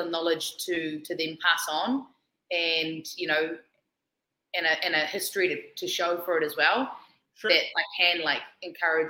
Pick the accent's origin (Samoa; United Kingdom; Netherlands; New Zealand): New Zealand; I'm Kiwi.